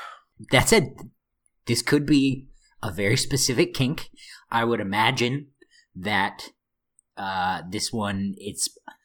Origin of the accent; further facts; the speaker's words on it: Midwest, United States; I'm from the Midwest